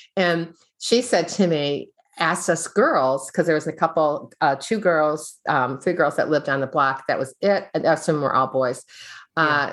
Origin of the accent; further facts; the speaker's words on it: Midwest, United States; I grew up in the Midwest